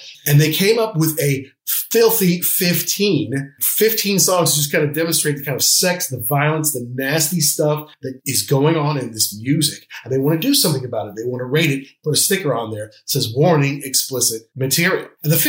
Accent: United States; as an American, I distinctly remember growing up in 1985. I was an adolescent, 12-year-old

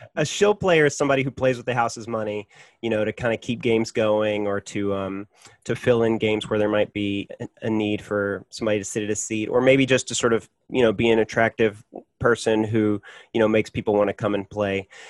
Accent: Hot Springs, Arkansas, United States; now in Nyack, United States; grew up in Hot Springs in the 1980s.

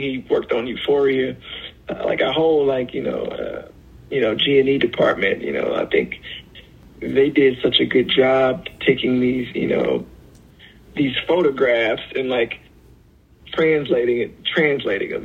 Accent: Alabama, United States; I'm from Alabama

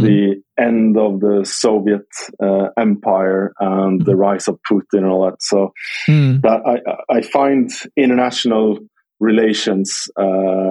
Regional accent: Skövde, Västra Götaland, Sweden; my hometown team called Skövde

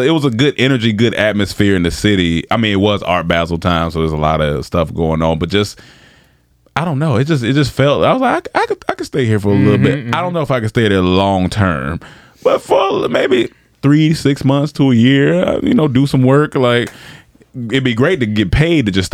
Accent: North Carolina, United States; I'm from North Carolina

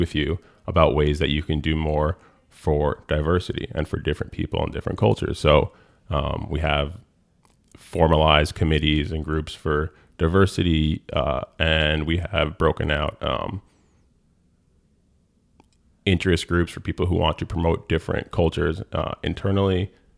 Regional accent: Rye Brook, New York, United States; It was kids from White Plains, Portchester. I was from Rybrook.

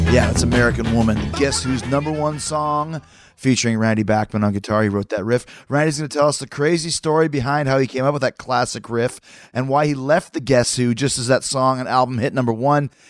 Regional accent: Winnipeg, Manitoba, Canada; my fellow Winnipegian

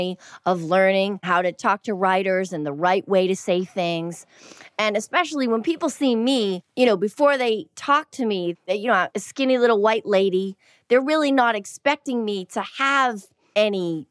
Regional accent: Boston, Massachusetts, United States; I grew up in Boston and you had to be really tough

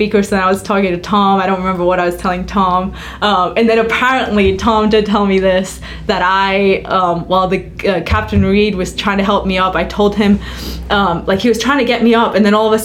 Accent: Cyprus; And I'm from Cyprus. It's hot. It's hot here.

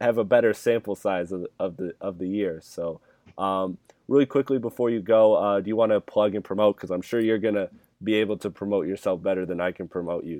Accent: Michigan, United States; I'm from the Michigan area

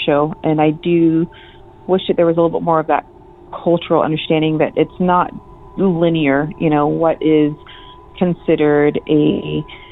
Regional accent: United States; I'm from the Navajo Reservation

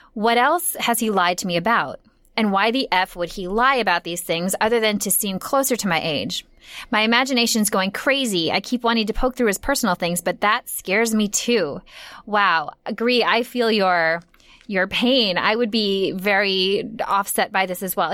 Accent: Minnesota, United States; moved away; I'm from Minnesota

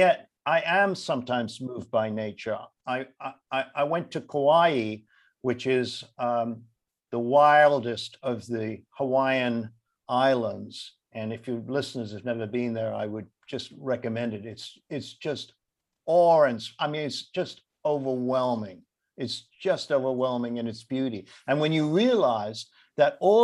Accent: London, United Kingdom; moved away; I grew up in London, and I used to go to the Lake District in the 1950s to spend my summers there

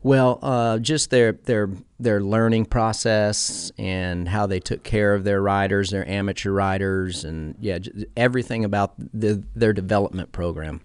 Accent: Clearwater, Florida, United States; I was born in Clearwater, Florida

